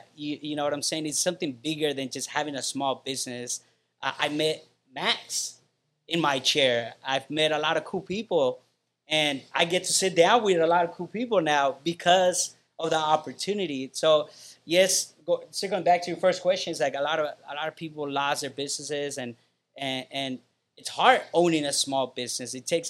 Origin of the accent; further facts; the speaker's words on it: Guatemala; now in Chula Vista, United States; I love to say I'm from Guatemala. I love to say I'm an immigrant. I love to say I grew up in the hood.